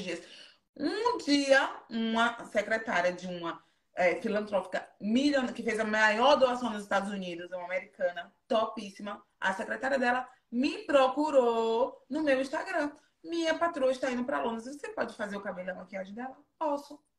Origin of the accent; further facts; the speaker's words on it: Feira de Santana, Bahia, Brazil; moved away as an adult; also born or lived in Japan; now in London, United Kingdom; Eu sou de Feira de Santana